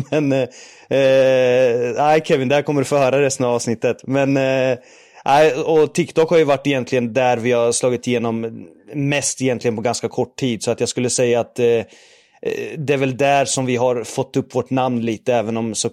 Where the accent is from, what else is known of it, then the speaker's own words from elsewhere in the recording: Norrköping, Östergötland, Sweden; Eh, man brukar säga att man hör på min dialekt att jag är från Norrköping